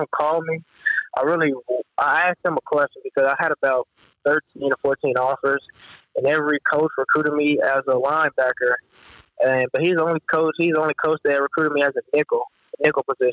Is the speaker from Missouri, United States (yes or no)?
yes; Missouri, United States; I'm from Missouri, and this is my home state